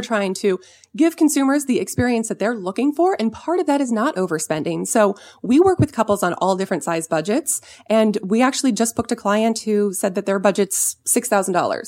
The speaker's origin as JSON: {"language": "English", "region": "Southern California", "country": "United States", "tie": "born or raised there", "said": "I grew up in Southern California"}